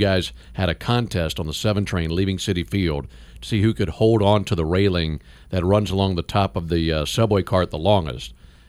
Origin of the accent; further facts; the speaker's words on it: Madison, Mississippi, United States; That's my hometown.